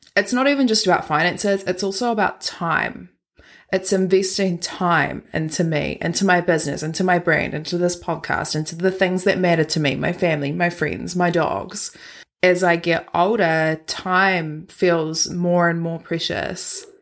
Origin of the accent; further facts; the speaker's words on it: Christchurch, Canterbury, New Zealand; moved away; I was born and raised in Christchurch